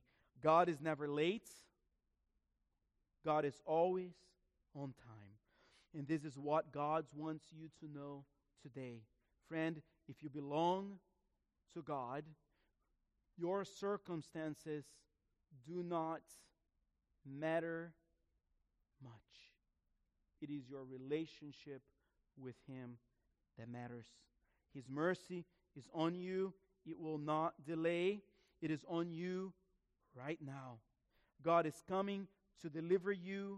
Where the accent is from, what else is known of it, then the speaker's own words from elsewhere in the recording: Florida, United States; also born or lived in Broward County, Florida; we're from Florida, right? So we don't have mountains